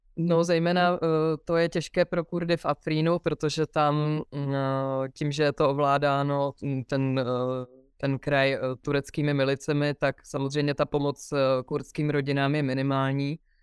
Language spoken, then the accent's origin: Czech; Pardubice, Pardubice Region, Czechia; moved away; východní Čechy jsou moje rodiště a to bude vždycky ta moje rodná hruda, na kterou se budu vracet a miluju to tam, i když už dlouho v Pardubicích nežiju